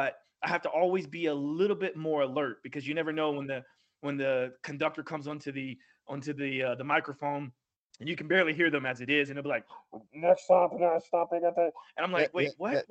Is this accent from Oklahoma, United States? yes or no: yes; Oklahoma, United States; now in New York City, United States; I live in New York City, obviously, and I don't drive as much as I used to because I'm from Oklahoma